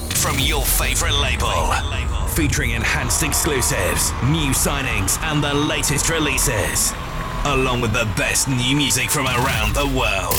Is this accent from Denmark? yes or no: yes; Aarhus, Central Denmark Region, Denmark; I'm from Aarhus in Denmark.